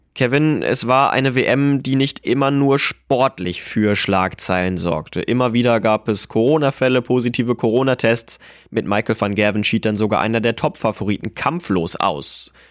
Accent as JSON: {"language": "German", "country": "Germany", "said": "bei uns in Deutschland"}